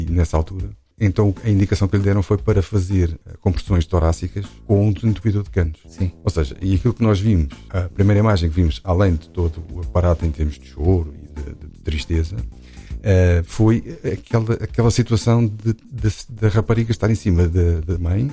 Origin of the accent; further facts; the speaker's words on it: Lisbon, Portugal; also born or lived in Arcos de Valdevez; nasci em Lisboa em 1968